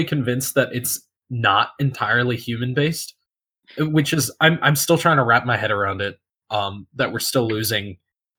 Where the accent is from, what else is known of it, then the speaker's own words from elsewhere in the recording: United States; I'm American